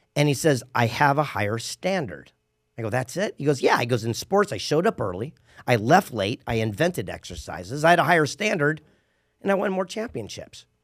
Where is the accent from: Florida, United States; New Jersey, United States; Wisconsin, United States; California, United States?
California, United States; San Diego; I grew up in San Diego